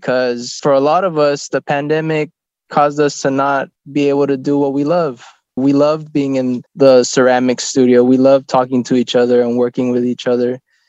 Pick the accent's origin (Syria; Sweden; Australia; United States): United States; San Ysidro, California; I'm from San Isidro.